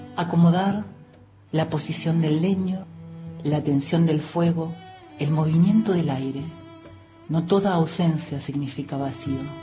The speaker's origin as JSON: {"language": "Spanish", "region": "Neuquén", "country": "Argentina", "tie": "born or raised there", "also_born_or_lived": "Córdoba", "moved": "yes", "said": "Nací en Neuquén a mediados de la fragorosa década del 70. Viví en Córdoba mucho tiempo."}